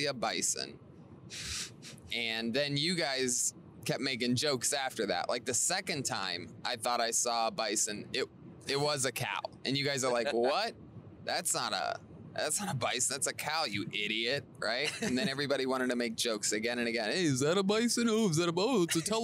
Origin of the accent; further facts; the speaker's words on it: Ohio, United States; I'm from Ohio, where cows are everywhere